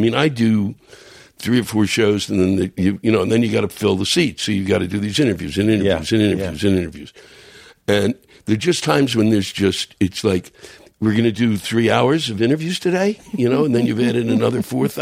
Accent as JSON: {"language": "English", "region": "Maryland", "country": "United States", "moved": "yes", "said": "I'm from Maryland"}